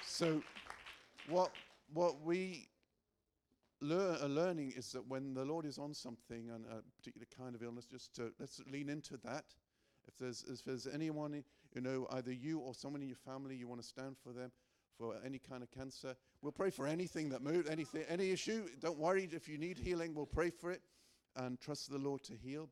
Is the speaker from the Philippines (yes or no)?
no; Northern Ireland, United Kingdom; I'm an English Northern Irishman.